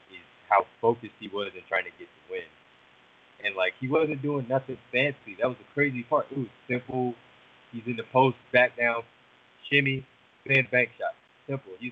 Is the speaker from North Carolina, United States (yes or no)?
yes; North Carolina, United States; We're both from North Carolina.